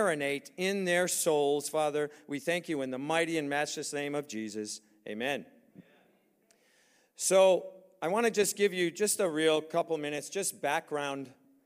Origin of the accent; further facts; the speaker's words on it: United States; we're from America